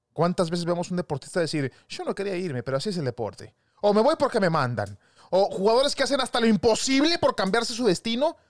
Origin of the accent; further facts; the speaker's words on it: Mexico; Somos mexicanos